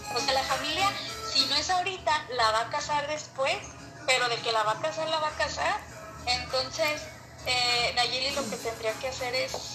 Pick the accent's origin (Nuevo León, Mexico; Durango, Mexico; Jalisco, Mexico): Jalisco, Mexico; en mi tierra, Jalisco